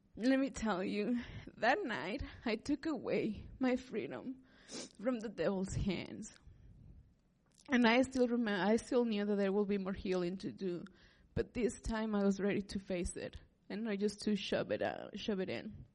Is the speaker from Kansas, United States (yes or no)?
yes; Liberal, Kansas, United States; moved away as an adult; also born or lived in Manhattan, Kansas; I'm from Southwest Kansas too, from Liberal